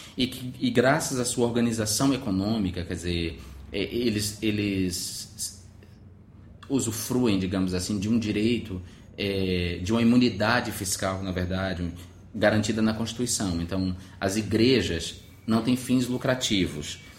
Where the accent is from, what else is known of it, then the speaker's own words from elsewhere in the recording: Alagoinhas, Bahia, Brazil; moved away as an adult; now in Rio de Janeiro, Brazil; eu sou um, um cara de Alagoinhas, de minha cidade natal, moro no Rio de Janeiro há nove anos